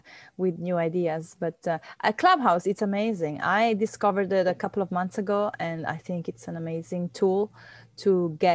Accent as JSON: {"language": "English", "country": "Venezuela", "tie": "born or raised there", "moved": "yes", "lives_now": "Key Biscayne, United States", "said": "I was born in Venezuela"}